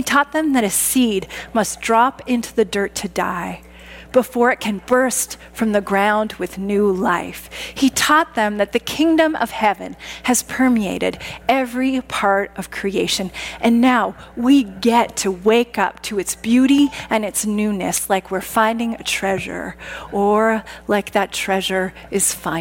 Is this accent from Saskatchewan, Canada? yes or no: yes; Saskatchewan, Canada; Growing up in Saskatchewan